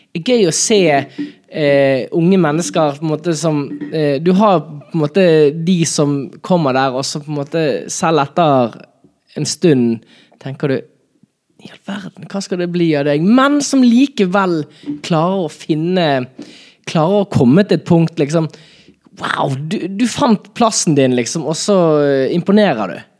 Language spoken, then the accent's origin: Norwegian; Bergen, Vestland, Norway; min hjemby, Bergen